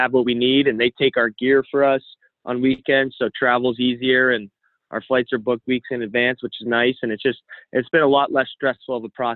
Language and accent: English; Canada; being a Canadian